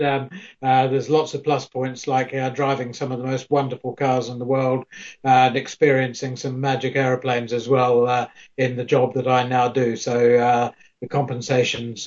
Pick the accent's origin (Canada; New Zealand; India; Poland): New Zealand; moved away as an adult; now in United Kingdom; I'm a New Zealander